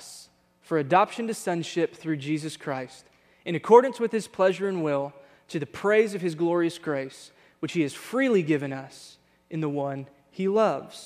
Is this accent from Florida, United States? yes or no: no; Texas, United States; moved away; We grew up in Texas with a bunch of Hispanic friends